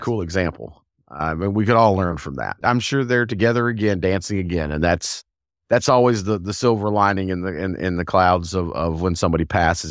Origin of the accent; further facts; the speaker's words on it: the South, United States; as a Southerner